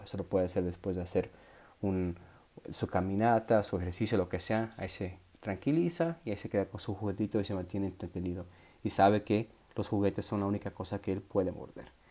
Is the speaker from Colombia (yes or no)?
no; Ecuador; moved away; also born or lived in Puerto Peñasco, Mexico; Ecuador, donde nací